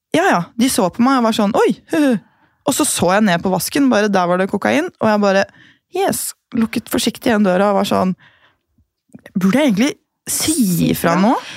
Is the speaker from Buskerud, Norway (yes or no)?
yes; Gol, Buskerud, Norway; moved away; så er jeg fra Gol